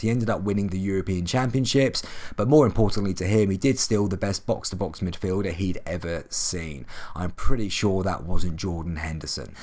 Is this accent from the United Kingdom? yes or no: yes; England, United Kingdom; being English